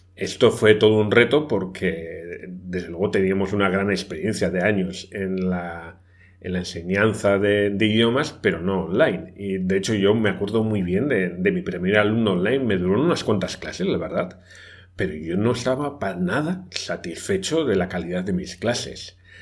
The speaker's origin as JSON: {"language": "Spanish", "country": "Spain", "also_born_or_lived": "Brazil", "moved": "as an adult", "said": "yo soy español"}